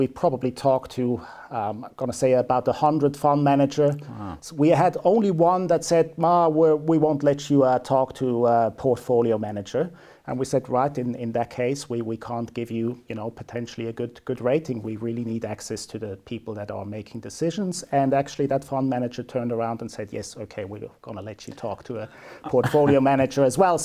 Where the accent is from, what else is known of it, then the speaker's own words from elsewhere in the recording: Switzerland; moved away as an adult; now in New Zealand; born and bred in Switzerland, but have been here in New Zealand for coming up 15 years now.